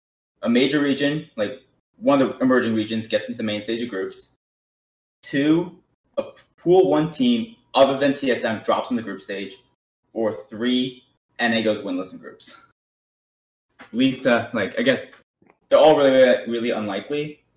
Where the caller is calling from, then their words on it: Dallas, Texas, United States; I'm calling from Dallas Fort Worth Metroplex in Texas.